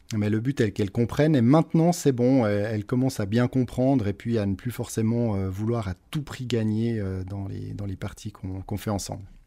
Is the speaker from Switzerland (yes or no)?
yes; Switzerland; Je suis né en Suisse. J'ai vécu toute ma vie jusqu'à aujourd'hui en Suisse